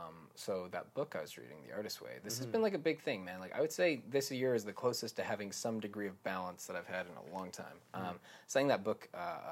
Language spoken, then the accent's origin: English; Canada; It's an interesting thing being like a Canadian musician.